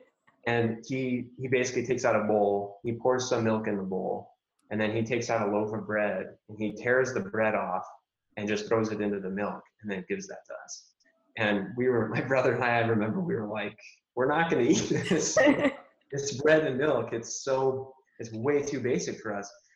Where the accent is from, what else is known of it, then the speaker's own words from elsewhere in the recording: Albuquerque, New Mexico, United States; I grew up in, uh, I grew up here in the States, um, here in Albuquerque, New Mexico